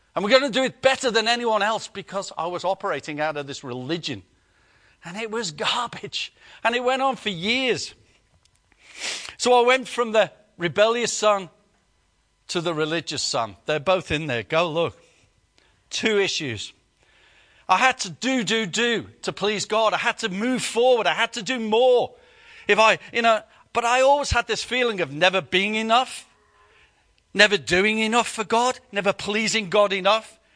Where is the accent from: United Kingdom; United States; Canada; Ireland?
United Kingdom; we're British